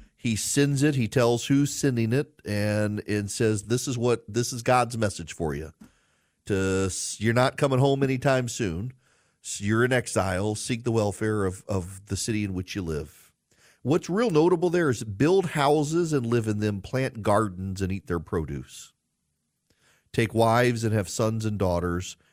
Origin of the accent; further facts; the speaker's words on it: Georgia, United States; I'm from Georgia and my car is from Georgia